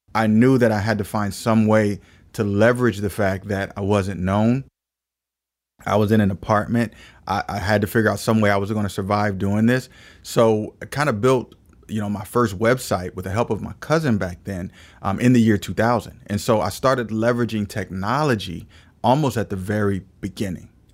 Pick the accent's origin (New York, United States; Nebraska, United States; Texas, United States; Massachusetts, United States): Nebraska, United States; Omaha; moved away as an adult; now in Philadelphia, United States; I, uh, was born and raised in Omaha, Nebraska